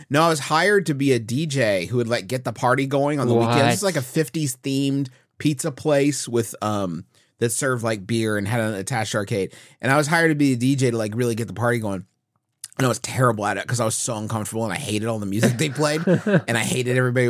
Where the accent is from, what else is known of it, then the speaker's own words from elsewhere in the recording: Huntington, West Virginia, United States; we grew up in Huntington, West Virginia.